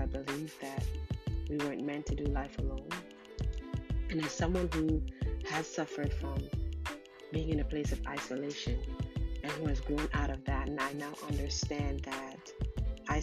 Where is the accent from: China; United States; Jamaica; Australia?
Jamaica; I was born in Jamaica